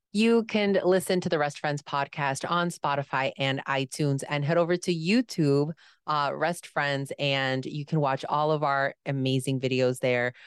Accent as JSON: {"language": "English", "town": "Chicago", "region": "Illinois", "country": "United States", "said": "I am from Chicago"}